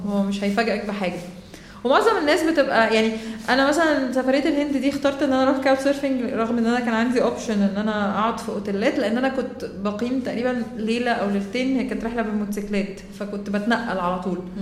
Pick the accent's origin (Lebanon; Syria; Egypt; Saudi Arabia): Egypt; انا اصلا من مصر طالعه